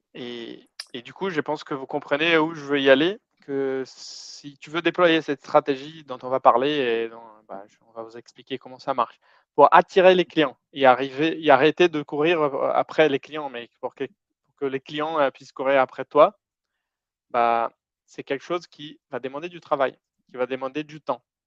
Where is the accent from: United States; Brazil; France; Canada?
Brazil; French is a second language; moved away; j'ai un accent un peu bizarre parce que je suis brésilien